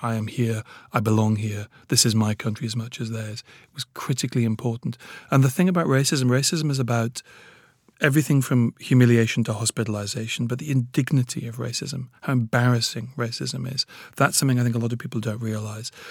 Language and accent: English; Newcastle upon Tyne, North East England, United Kingdom; also born or lived in Nigeria; I was brought up in Newcastle.